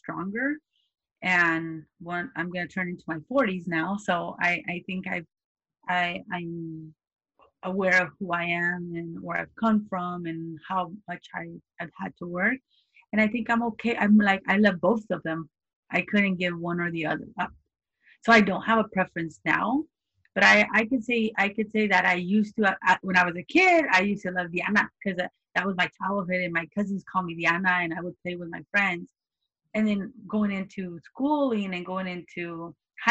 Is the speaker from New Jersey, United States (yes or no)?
no; California, United States; I grew up here. I grew up in California